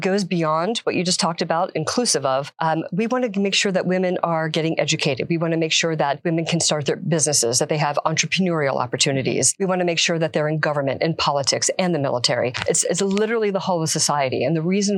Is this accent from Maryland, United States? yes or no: yes; Silver Spring, Maryland, United States; now in Florida, United States; I originally am from Silver Spring, Maryland